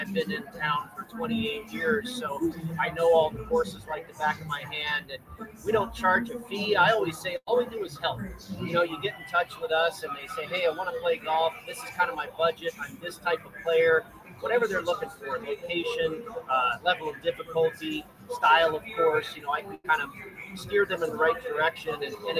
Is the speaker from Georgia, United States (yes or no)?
no; San Francisco Bay Area, California, United States; moved away as an adult; now in Las Vegas, United States; it was 28 years ago that I left San Francisco. I grew up in the Bay Area. I went to college down in Southern California, went back to the Bay Area and got a job there working for a radio station called KSFO.